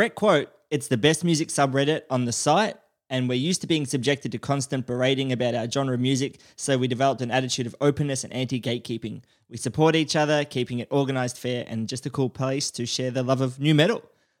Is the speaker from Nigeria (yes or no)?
no; Australia; as an Australian, we're all sort of a little bit bogan